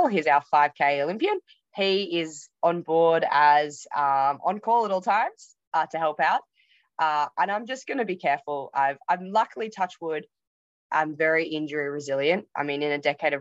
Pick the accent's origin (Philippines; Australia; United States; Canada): Australia; Yarra Valley, Victoria; I grew up in the Yarra Valley